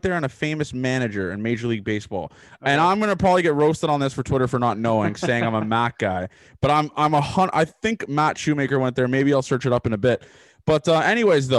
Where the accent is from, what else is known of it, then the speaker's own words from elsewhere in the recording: Toronto, Ontario, Canada; I'm from Toronto